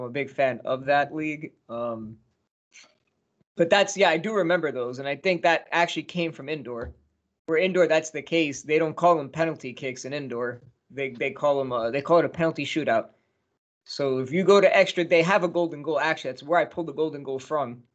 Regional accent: United States; My my home state's got a home team

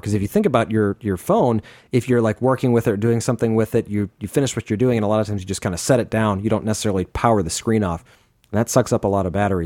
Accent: Phoenix, Arizona, United States; born or raised there

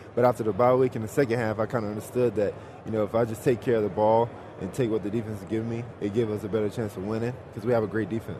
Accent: Georgia, United States; my home state, Georgia

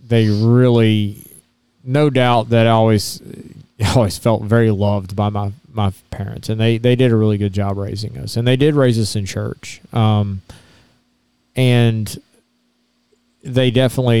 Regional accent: Baton Rouge, Louisiana, United States; moved away; I grew up in Baton Rouge, Louisiana.

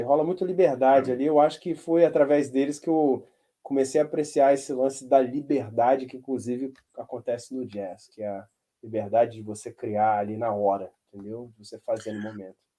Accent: Brazil; moved away as an adult; now in United States; a função do brasileiro aqui é meio que arrumar a casa

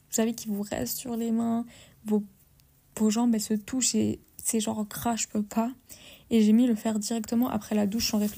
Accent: Portugal; moi, je suis portugaise, avec tous les clichés qui vont avec.

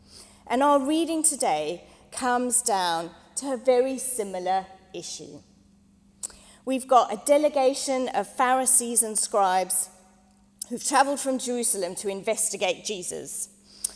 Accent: South Africa; moved away; When I was growing up in South Africa

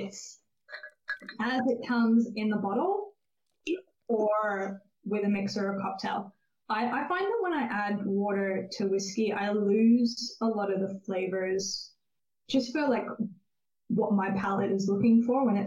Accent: California, United States; moved away; I'm originally from California

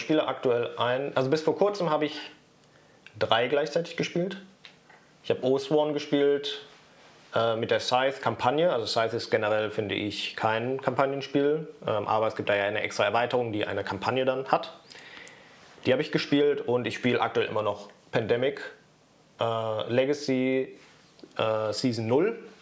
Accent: Germany; als Deutscher

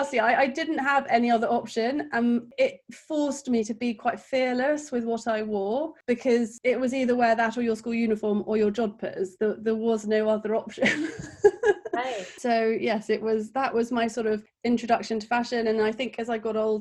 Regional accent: Kent, South East England, United Kingdom; moved away as an adult; now in London, United Kingdom; So I'm from Kent, which is like a countryside outside of London. I now have lived in London for about 10 years

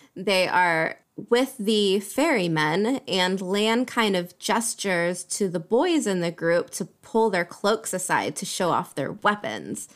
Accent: United States; now in Europe; Being an American living in Europe

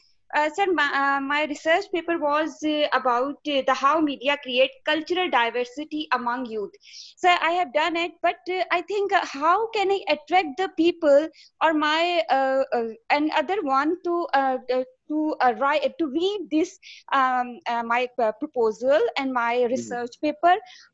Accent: Lahore, Punjab, Pakistan; English is a second language; Yes, sir. I'm from Pakistan, Lahore.

